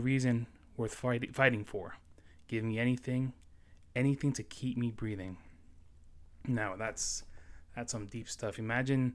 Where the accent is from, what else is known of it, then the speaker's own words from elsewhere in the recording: New York City, New York, United States; moved away as an adult; also born or lived in Florida; now in South Carolina, United States; I was born and raised in New York City, Astoria, Queens, to be exact. I left there when I was 19 years old, and I moved down to Florida